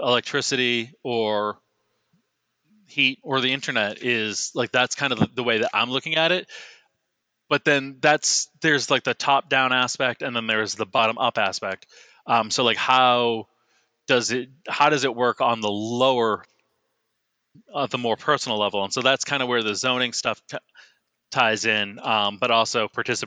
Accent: Boston, Massachusetts, United States; I'm from the Boston area. So we have like Raytheon had a building, you know, like a mile, maybe less from my house

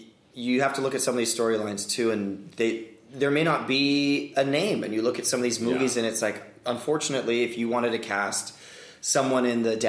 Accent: Hong Kong; moved away; Asian, and, you know, I grew up in Hong Kong and everyone spoke English

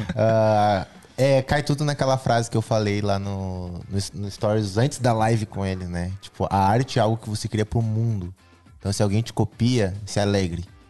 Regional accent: Brazil; Eu sou o cara do gospel, eu sou brasileiro, eu sou jovem.

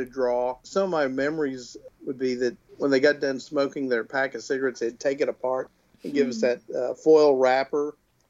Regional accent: Waxahachie, Texas, United States; Yeah, I grew up in Waxahachie, Texas, just south of Dallas, with my two brothers and folks

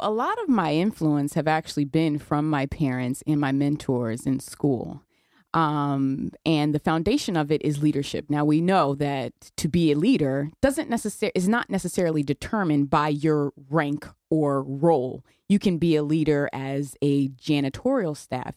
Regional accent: New Haven, Connecticut, United States; I, I was raised in New Haven.

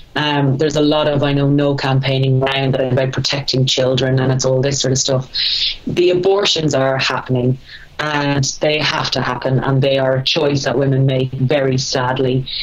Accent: Ireland; moved away as an adult; also born or lived in England; I'm extremely proud to be Irish. I love our little country

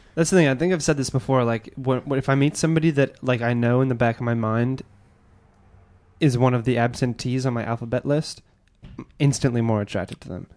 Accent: Edmonton, Alberta, Canada; moved away; I'm from Edmonton

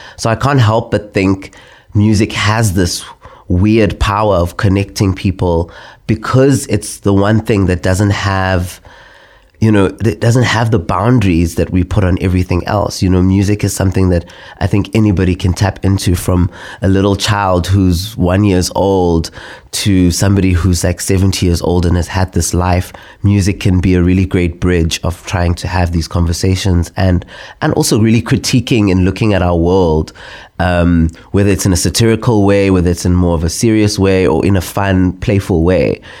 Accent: South Africa; as a South African

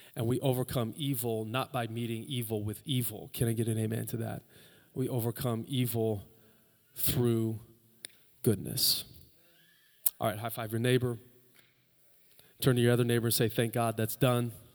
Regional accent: United States; we're Americans

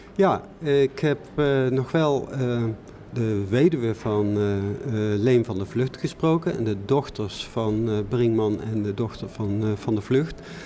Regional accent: North Brabant, Netherlands; ik kom uit Brabant

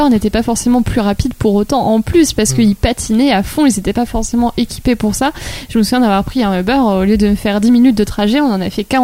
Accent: southern France, France; now in Paris, France; moi, je viens du sud.

